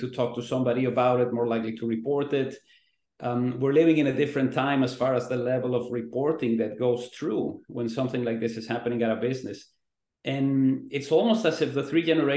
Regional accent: Mexico; now in Vancouver, Canada; I grew up in Mexico

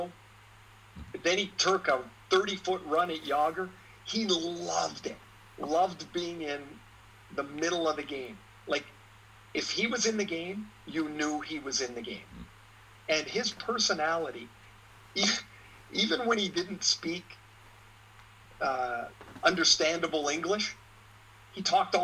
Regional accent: Trail, British Columbia, Canada; I grew up in Trail, British Columbia.

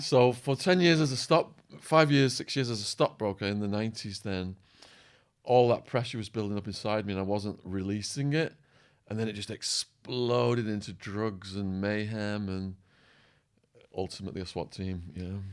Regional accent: Widnes, North West England, United Kingdom; moved away as an adult; also born or lived in United States; overlooking a quarry called Peck's Hill at the top of Widnes, my hometown.

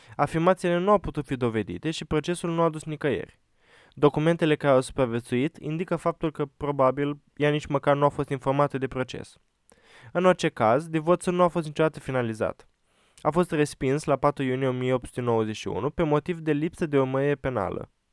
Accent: Romania; suntem români acum

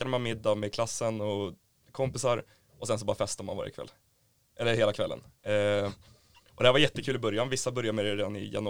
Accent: Stockholm, Stockholm County, Sweden; moved away as an adult; now in Umeå, Sweden; Jag är från Stockholm från början.

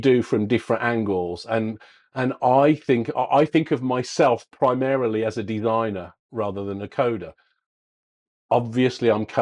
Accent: England, United Kingdom; as we English would say

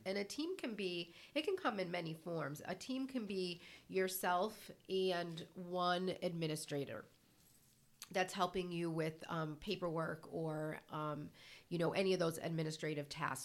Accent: Connecticut, United States; moved away as an adult; now in Charlestown, Rhode Island, United States; born and raised in Connecticut.

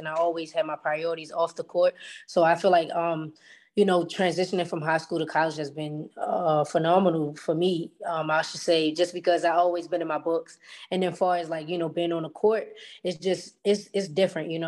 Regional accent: Baltimore, Maryland, United States; moved away as an adult; now in Fairfield, United States; Growing up in Baltimore

